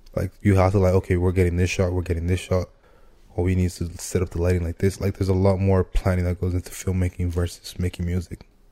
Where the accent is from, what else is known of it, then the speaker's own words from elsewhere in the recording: Nigeria; I'm Nigerian.